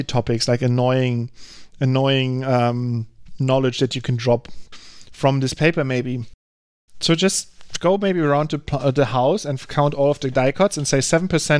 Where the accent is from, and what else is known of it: Germany